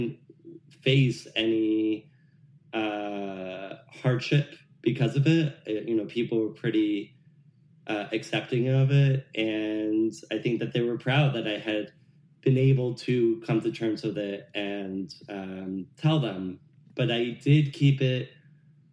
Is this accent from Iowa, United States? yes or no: no; New Jersey, United States; I grew up in North Jersey